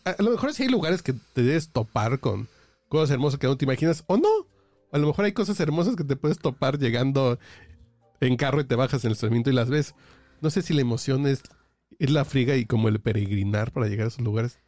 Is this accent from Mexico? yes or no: yes; Mexico City, Mexico; Yo que soy chilango de corazón y que he vivido a 2.200 metros casi toda la vida, viví en provincia en algún momento de la vida